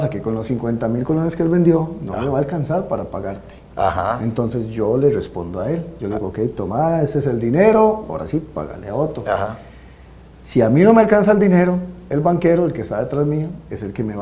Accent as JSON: {"language": "Spanish", "region": "Cartago", "country": "Costa Rica"}